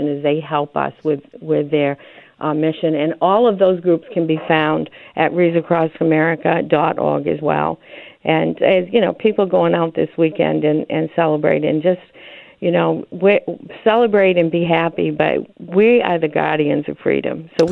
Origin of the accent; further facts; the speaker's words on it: Maine, United States; I'm from Maine.